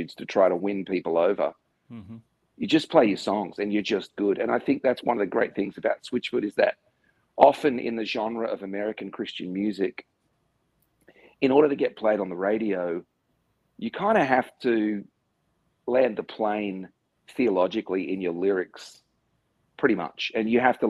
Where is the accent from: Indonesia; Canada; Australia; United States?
Australia; being an Australian